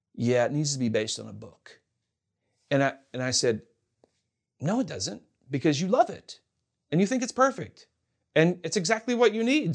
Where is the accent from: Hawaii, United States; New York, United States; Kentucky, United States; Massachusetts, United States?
Kentucky, United States; moved away as an adult; also born or lived in Hollywood; now in Los Angeles, United States; I'm from Kentucky